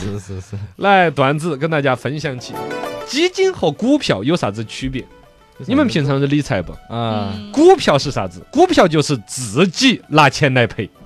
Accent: Chengdu, Sichuan, China; 我们成都这边

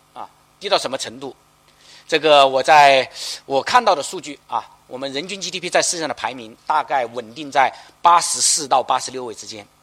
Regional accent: China; 我们中国人

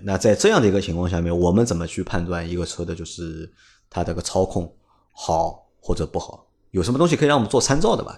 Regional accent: Shanghai, China; 我是上海人

